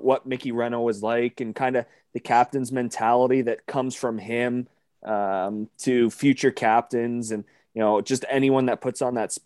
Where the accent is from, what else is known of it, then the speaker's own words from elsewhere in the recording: Windsor, Ontario, Canada; I grew up in Windsor